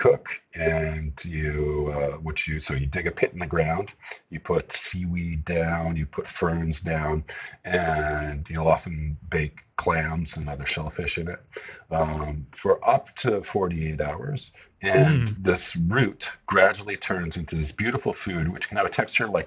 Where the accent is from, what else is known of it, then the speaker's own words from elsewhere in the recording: Vancouver, British Columbia, Canada; moved away as an adult; I grew up in Vancouver